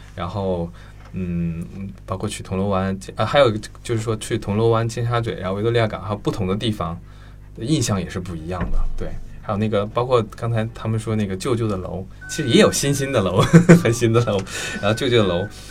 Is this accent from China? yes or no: yes; Northeast China, China; 作为一个东北人